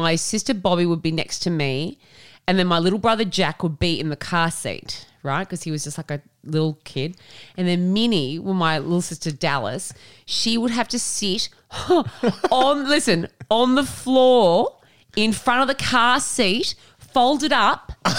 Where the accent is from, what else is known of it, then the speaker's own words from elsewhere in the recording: Tamworth, New South Wales, Australia; But for me, growing up in Tamworth, Port Macquarie was somewhere where a lot of people went for holidays, right?